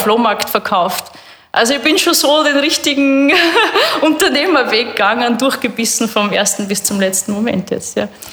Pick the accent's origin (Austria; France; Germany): Austria; Burgenland; also born or lived in Canada; Ich bin am Bankerl vor dem Haus aufgewachsen im Burgenland